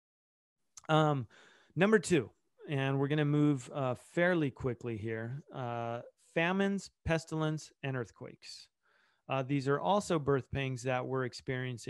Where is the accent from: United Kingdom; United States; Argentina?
Argentina; that's where I was born in Argentina